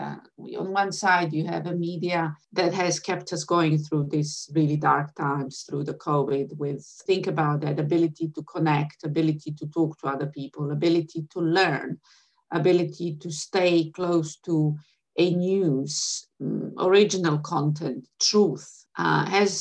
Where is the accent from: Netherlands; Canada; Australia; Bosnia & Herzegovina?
Bosnia & Herzegovina; Sarajevo, Federation of Bosnia and Herzegovina; moved away as an adult; now in London, United Kingdom; I was born in Sarajevo. I have been educated for the first half of my life in Sarajevo.